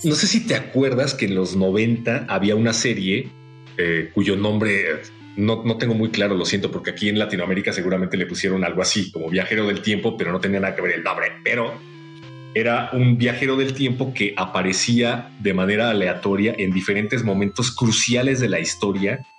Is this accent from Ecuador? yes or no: no; Mexico; como mexicanos